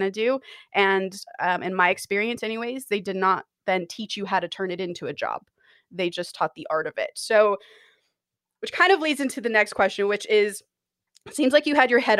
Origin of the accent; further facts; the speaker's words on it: an hour from Los Angeles, California, United States; I grew up an hour from Los Angeles